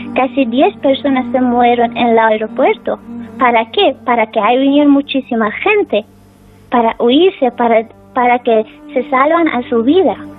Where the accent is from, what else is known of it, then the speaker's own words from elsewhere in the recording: Afghanistan; Spanish is a second language; now in Spain; que están mi familia en mi país